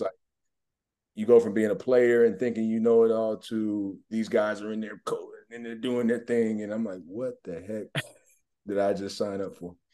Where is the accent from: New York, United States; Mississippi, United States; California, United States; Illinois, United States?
Mississippi, United States; moved away as an adult; also born or lived in Atlanta, Georgia; now in Omaha, United States; I grew up in Mississippi